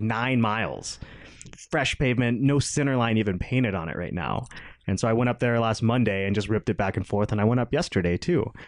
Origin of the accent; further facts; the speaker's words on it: outside of Atlanta, Georgia, United States; moved away; I grew up outside of Atlanta